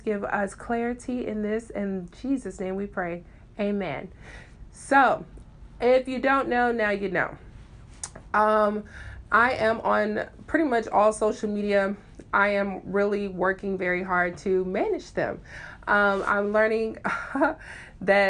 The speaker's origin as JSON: {"language": "English", "town": "Memphis", "region": "Tennessee", "country": "United States", "said": "I am from Memphis, Tennessee, Southern Belle, all the way."}